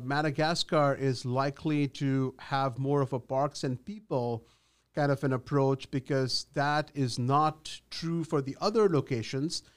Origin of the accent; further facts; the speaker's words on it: India; moved away as an adult; also born or lived in Ahmedabad, India / Mumbai, India; now in United States; I was born in Ahmedabad, just a short hop from Mumbai, but I grew up in India.